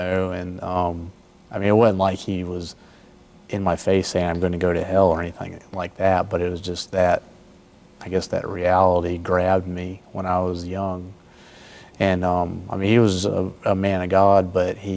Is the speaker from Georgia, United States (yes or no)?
yes; South Georgia, United States; moved away; Georgia, South Georgia, just above Tallahassee, Florida.